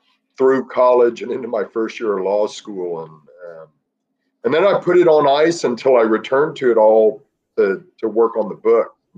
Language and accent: English; Dallas, Texas, United States; I grew up in Dallas, Texas